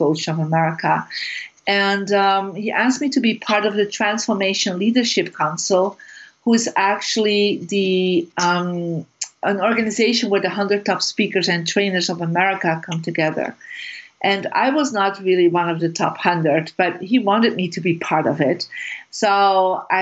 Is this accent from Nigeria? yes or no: no; Bruges, Flanders, Belgium; I'm from Belgium, originally from Bruges, a beautiful little city. And so I grew up there